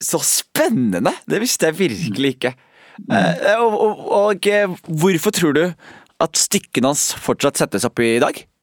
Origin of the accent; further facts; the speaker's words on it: Skien, Telemark, Norway; jeg har vokst opp i Skien